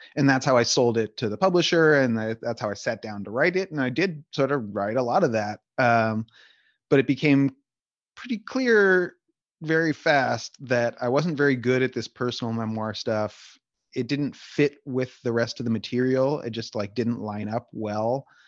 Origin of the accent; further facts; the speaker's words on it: Palo Alto, California, United States; I grew up in Palo Alto, California, mostly from age eight to eighteen